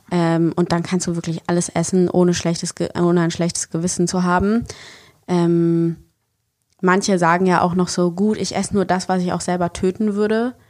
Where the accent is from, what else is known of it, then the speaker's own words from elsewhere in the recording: Bonn, North Rhine-Westphalia, Germany; now in Berlin, Germany; ich komme ja ursprünglich aus Bonn